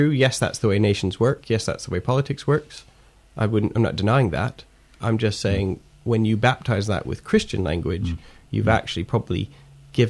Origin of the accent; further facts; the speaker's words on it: Canada; I'm Canadian. You know, I was born in Canada.